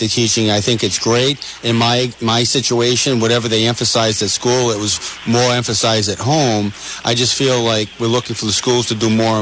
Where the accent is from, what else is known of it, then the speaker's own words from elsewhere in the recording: United States; being American